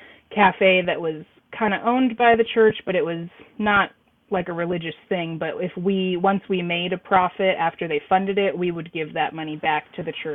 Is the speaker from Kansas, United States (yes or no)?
yes; southeast Kansas, United States; now in Missouri, United States; everyone around here, they call it like the SEK area, southeast Kansas